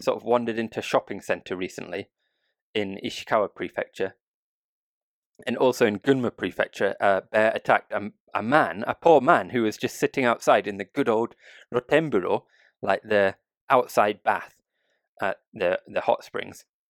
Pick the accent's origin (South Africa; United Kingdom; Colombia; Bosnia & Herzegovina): United Kingdom; now in Japan; a Brit